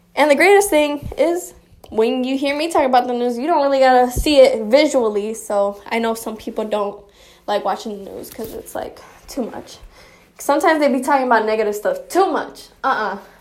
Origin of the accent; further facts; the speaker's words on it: Chicago, Illinois, United States; also born or lived in Michigan; Born and raised in Chicago